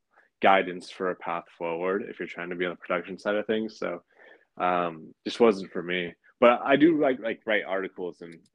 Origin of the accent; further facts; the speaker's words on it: Pacifica, California, United States; also born or lived in San Francisco; I was born in San Francisco, but I grew up in a sleepy beach town just a few miles south of it called Pacifica